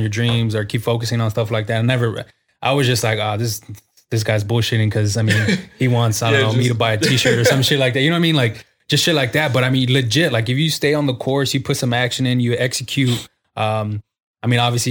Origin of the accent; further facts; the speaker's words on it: San Antonio, Texas, United States; I'm from the Southwest side of San Antonio.